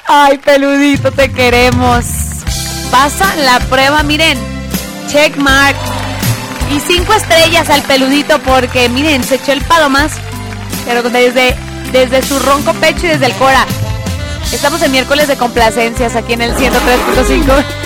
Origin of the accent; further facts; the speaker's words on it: Tepatitlán de Morelos, Jalisco, Mexico; En mi tierra natal. Patitlán de Morelos, Jalisco